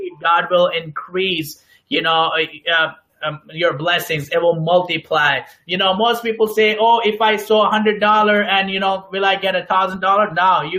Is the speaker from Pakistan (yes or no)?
yes; Pakistan; moved away; I'm originally from Pakistan